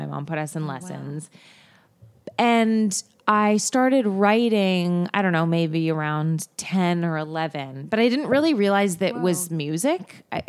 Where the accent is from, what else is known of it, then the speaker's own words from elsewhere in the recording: Canada; now in United States; I was born in Canada.